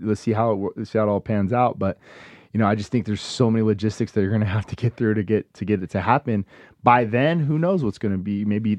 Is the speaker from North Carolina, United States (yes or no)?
no; Las Vegas, Nevada, United States; So being born and raised in Vegas, never really think that this is gonna be for